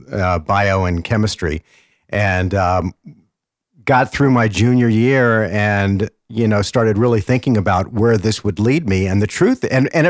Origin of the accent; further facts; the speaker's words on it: Washington, District of Columbia, United States; also born or lived in Georgia; now in Arizona, United States; I grew up in Washington, D.C., was a huge Redskins fan